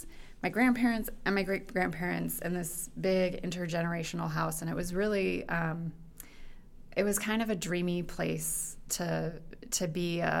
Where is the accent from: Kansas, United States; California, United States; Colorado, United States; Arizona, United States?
Arizona, United States; Phoenix; I grew up in Phoenix, Arizona.